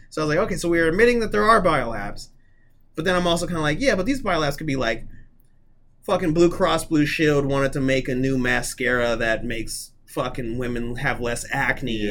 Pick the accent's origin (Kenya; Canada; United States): United States; as an American